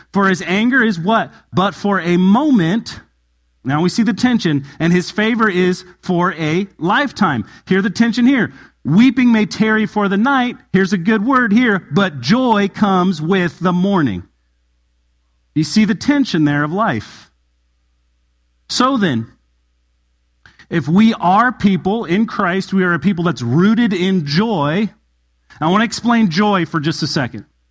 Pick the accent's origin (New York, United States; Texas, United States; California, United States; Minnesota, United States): California, United States; Southern; moved away; I come from Southern California and I lived in an area called the high desert